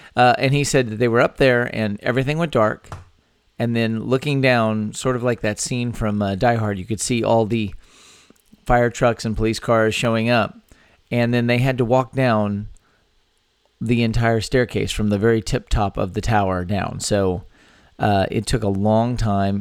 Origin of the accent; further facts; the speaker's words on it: San Antonio, Texas, United States; my hometown of San Antonio